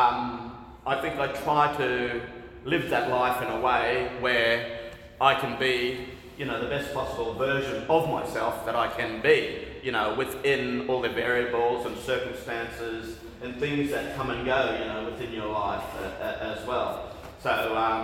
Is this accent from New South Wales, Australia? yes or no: no; Camooweal, North Queensland, Australia; I'm from North Queensland. My hometown is Honkari. That's where I grew up